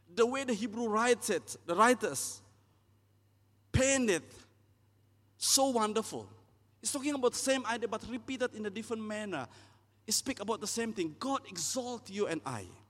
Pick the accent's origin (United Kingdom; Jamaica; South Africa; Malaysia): Malaysia; East Malaysia; I'm from East Malaysia.